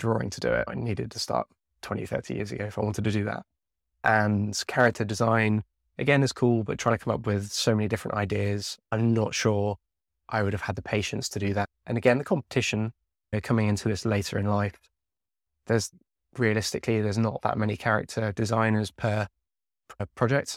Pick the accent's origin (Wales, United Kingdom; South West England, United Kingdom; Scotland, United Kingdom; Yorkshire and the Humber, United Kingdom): South West England, United Kingdom; Devon; I grew up down in Devon